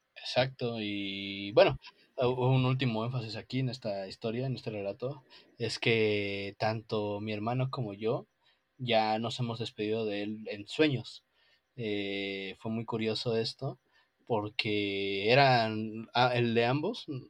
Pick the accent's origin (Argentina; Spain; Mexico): Mexico; aquí en México